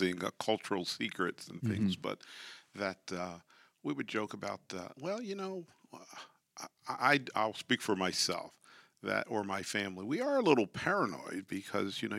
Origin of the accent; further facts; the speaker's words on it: York, Pennsylvania, United States; I grew up in York, Pennsylvania